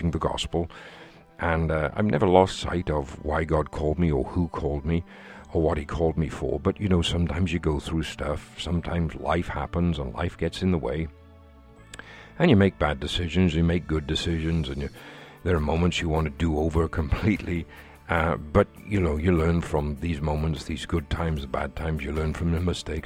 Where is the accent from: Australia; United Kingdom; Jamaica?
United Kingdom; Wales; here in my home country of Wales